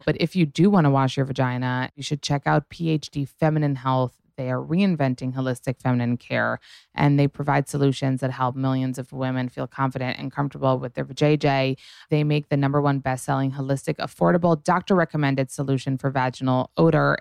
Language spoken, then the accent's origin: English; New York City, New York, United States; I grew up in New York City